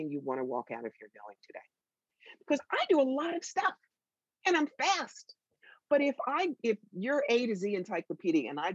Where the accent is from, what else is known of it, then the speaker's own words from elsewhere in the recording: New York, United States; I'm from New York